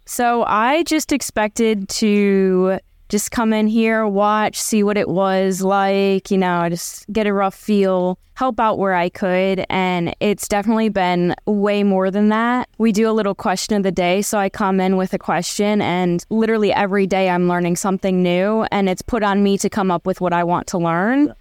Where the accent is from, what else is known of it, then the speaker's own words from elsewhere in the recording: Cleveland, Ohio, United States; moved away as an adult; also born or lived in Arkansas; Cleveland, 'cause that's my hometown